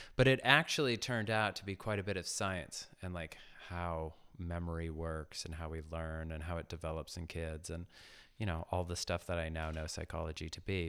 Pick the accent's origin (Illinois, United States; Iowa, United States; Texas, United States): Iowa, United States; Ames; I was born in Ames, Iowa, just north of Des Moines